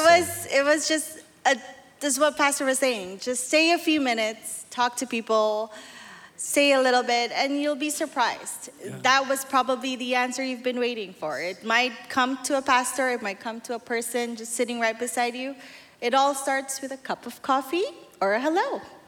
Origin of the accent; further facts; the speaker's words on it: Manila, Metro Manila, Philippines; moved away; I'm from Manila, Philippines.